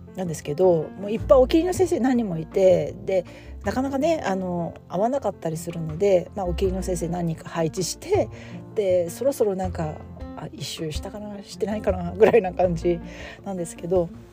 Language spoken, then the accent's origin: Japanese; Japan; now in United States